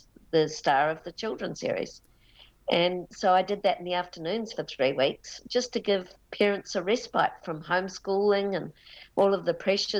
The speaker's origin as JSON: {"language": "English", "region": "Auckland", "country": "New Zealand", "tie": "born or raised there", "said": "I was born in Auckland and in a western suburb."}